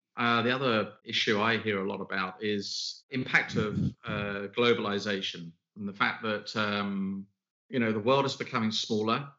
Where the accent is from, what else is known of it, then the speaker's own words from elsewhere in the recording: United Kingdom; now in London, United Kingdom; I am a Brit, we are in London